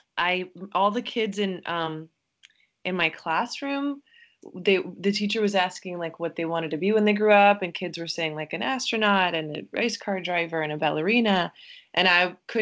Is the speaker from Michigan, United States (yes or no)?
no; New York City, New York, United States; I grew up in Queens, New York, you know, very much middle class